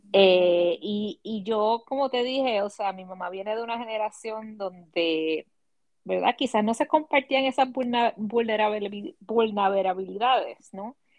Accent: Puerto Rico; mis experiencias creciendo en Puerto Rico

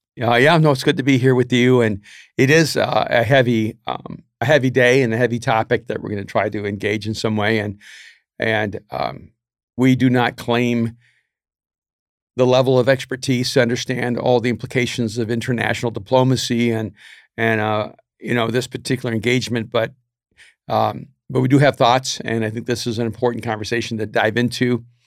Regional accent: United States; as an American

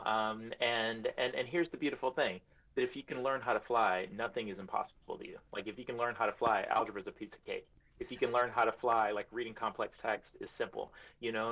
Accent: New York City, New York, United States; also born or lived in Iowa; I am a New Yorker through and through

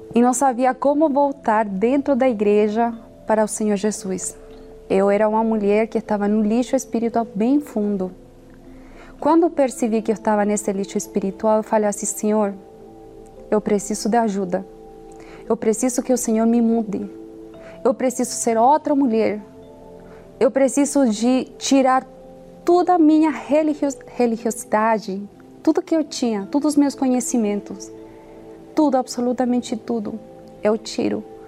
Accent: Chile; eu tenho 32 anos, sou chilena.

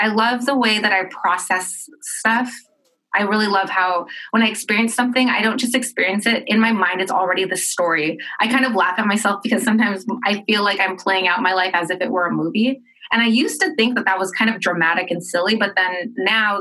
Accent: Los Angeles, California, United States; I grew up in California, in Southern California, and my school was about, and I grew up in Los Angeles

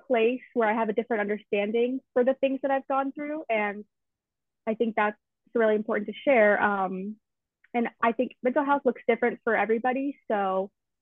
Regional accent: Tallahassee, Florida, United States; I'm from Tallahassee, so I've lived in Florida my whole life

